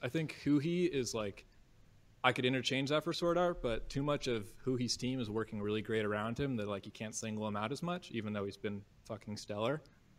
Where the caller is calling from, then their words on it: St. Helena, California, United States; I'm calling from St. Helena, California, up in wine country.